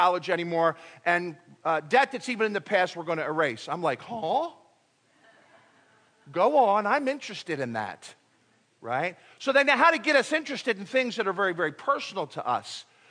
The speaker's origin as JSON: {"language": "English", "country": "United States", "also_born_or_lived": "Philippines", "said": "I'm an American. I'm proud to be American"}